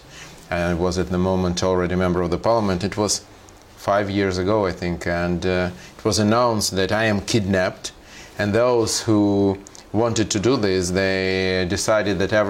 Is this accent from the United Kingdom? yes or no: no; Odesa, Odesa Oblast, Ukraine; first language Russian; English is a second language; also born or lived in Moscow; I was born in Odessa. Odessa is the biggest city on the Black Sea.